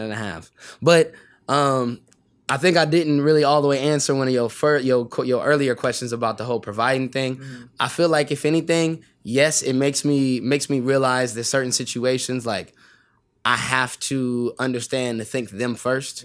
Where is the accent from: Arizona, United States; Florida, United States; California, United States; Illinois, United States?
California, United States; San Bernardino; I grew up in San Bernardino uh, most of my like young life